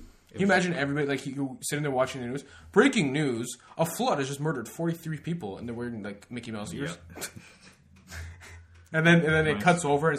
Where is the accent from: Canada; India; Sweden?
Canada; We're Canadian, so A.